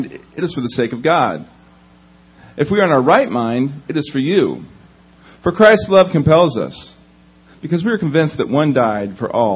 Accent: Indiana, United States; now in Southern California, United States; I grew up in Indiana, which is a little bit different from Southern California, just a little bit

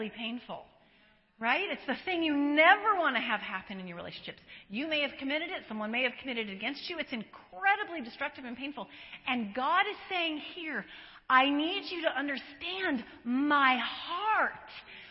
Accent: Colorado, United States; now in San Diego, United States; I live in San Diego. I was born in, not born, but I was raised in Colorado

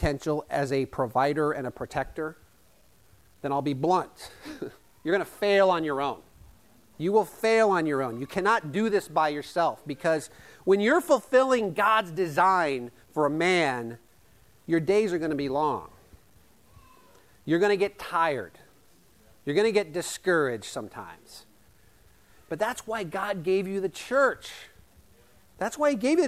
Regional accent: Yale, Iowa, United States; the little town I grew up in Yale, Iowa, population 250

